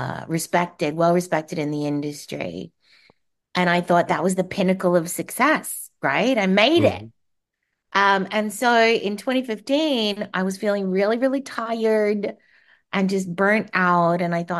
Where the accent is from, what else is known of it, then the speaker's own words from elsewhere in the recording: Australia; now in United States; Well, as you said, I am Australian, and I moved to the US in 2003. And I moved over because I wanted an adventure.